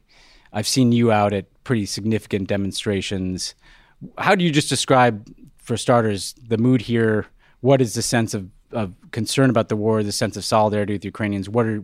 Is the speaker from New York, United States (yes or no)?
yes; New York City, New York, United States; As a New Yorker, same thing is true of my hometown.